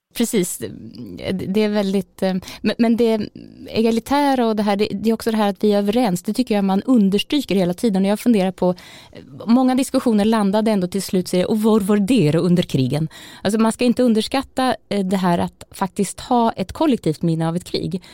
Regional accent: Malmköping, Södermanland, Sweden; moved away; also born or lived in Norway; vi lantisar var mot Stockholm när jag var, bodde hemma i Malmköping

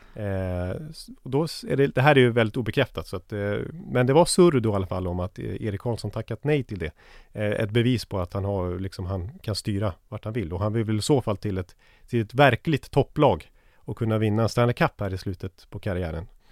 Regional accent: Sweden

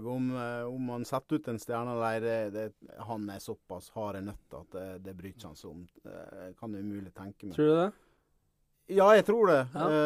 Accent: Ålesund, Møre og Romsdal, Norway; accent: Sunnmøre dialect; also born or lived in Årvoll, Oslo; now in Oslo, Norway; jeg kommer fra Ålesund.

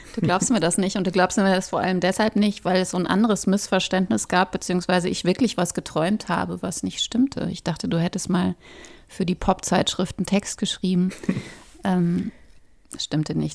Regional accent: Ruhr area, North Rhine-Westphalia, Germany; Wir sind beide im Ruhrgebiet groß geworden

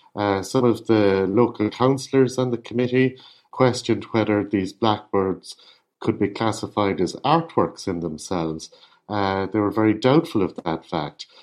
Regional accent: Ireland; I'm an Irish artist

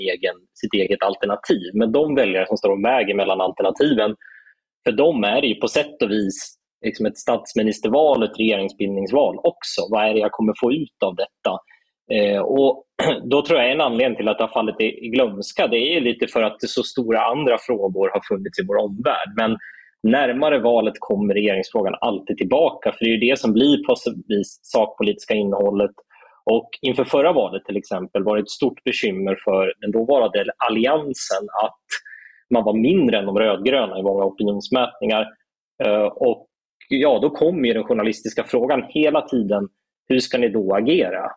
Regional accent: Ockelbo, Gävleborg County, Sweden; Jag växte upp i Ockelbo.

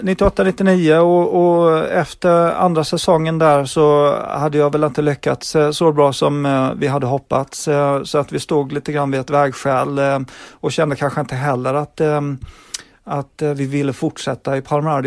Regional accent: Växjö, Kronoberg County, Sweden; moved away as an adult; now in England, United Kingdom; hemma i Växjö

